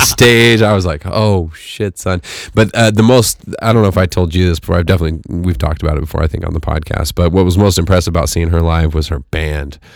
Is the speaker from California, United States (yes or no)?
yes; Fresno, California, United States; moved away; where I grew up in the Central Valley, which was, you know, In Fresno